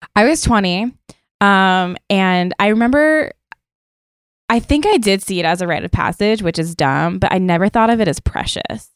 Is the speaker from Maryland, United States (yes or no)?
yes; Maryland, United States; now in New York, United States; I'm also from Maryland